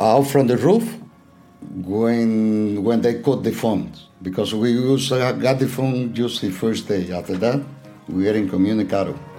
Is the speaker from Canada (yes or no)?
no; Cuba; moved away as an adult; also born or lived in Atlanta, United States